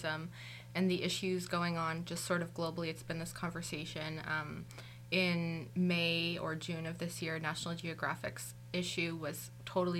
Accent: Toronto, Ontario, Canada; also born or lived in Guelph / Kingston; I'm originally from Toronto

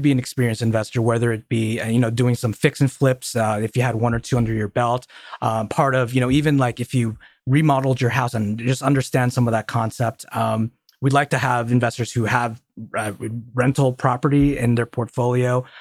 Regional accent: Colorado Springs, Colorado, United States; I grew up in Colorado Springs

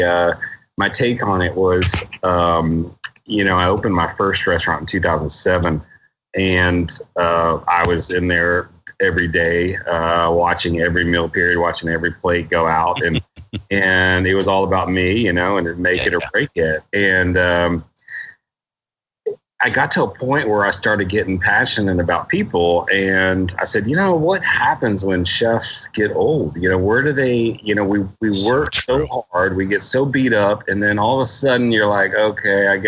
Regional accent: Houston, Texas, United States; also born or lived in Colorado; I grew up in Houston

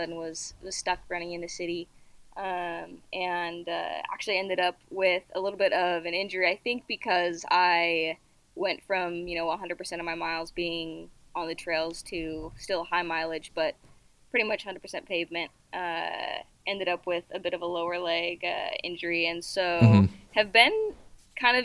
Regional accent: Utah, United States; now in Seattle, United States; I grew up in Utah

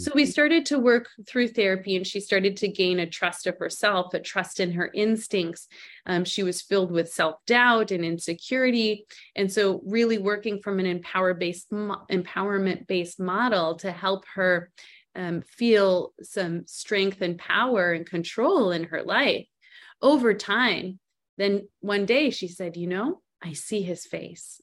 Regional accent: Montreal, Quebec, Canada; also born or lived in Arizona, United States; now in Scottsdale, United States; I was born and raised in Canada

